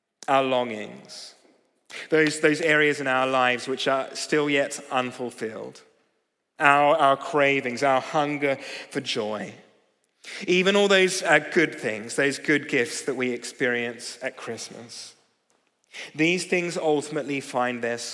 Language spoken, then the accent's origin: English; Australia; now in London, United Kingdom; I'm from Australia.